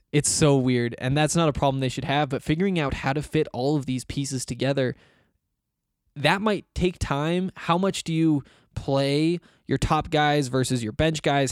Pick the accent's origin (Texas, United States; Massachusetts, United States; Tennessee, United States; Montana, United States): Montana, United States; moved away as an adult; now in Denver, United States; I moved away from Montana and stop going to school in Montana